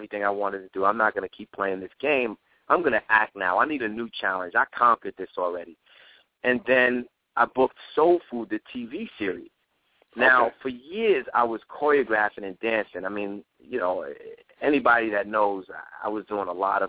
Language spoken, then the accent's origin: English; New York City, New York, United States; growing up in the Bronx